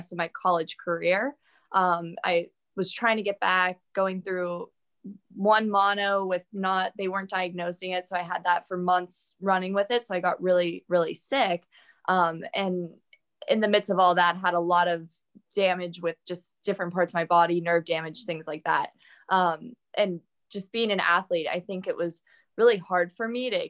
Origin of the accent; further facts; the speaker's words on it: Altoona, Pennsylvania, United States; now in Pittsburgh, United States; We're from Altoona, PA